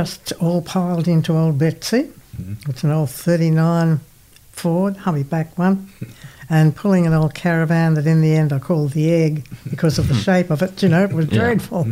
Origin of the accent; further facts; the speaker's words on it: Singleton, New South Wales, Australia; I was born in Singleton in the Hunter Valley.